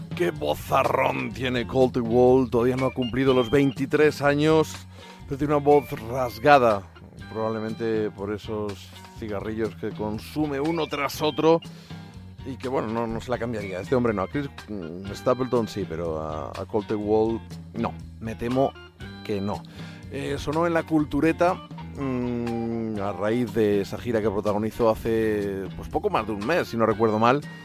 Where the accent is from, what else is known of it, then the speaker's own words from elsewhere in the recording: Spain; soy español